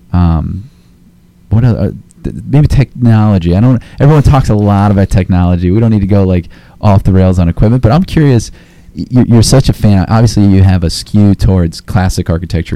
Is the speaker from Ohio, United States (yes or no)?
yes; Akron, Ohio, United States; moved away; Akron, Ohio native here